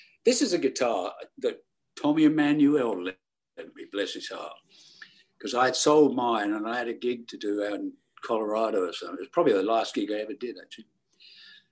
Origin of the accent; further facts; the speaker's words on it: Bognor Regis, South East England, United Kingdom; also born or lived in Milford-on-Sea, Hampshire; I grew up in Bognor Regis